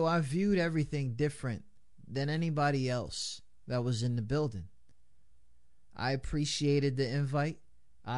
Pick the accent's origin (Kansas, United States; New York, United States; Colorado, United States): New York, United States; we're from New York